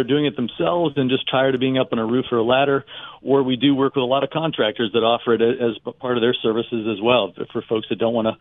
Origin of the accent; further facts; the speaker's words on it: United States; also born or lived in Pennsylvania; I grew up in Ohio and Pennsylvania